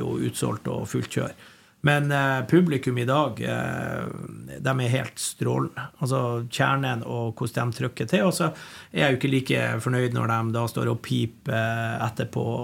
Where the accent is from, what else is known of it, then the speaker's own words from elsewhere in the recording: Bodø, Nordland, Norway; also born or lived in Gravdal, Lofoten; now in Trondheim, Norway; jeg er jo fra Bodø. Mm. Jeg kom jo til Bodø da jeg var to og et halvt.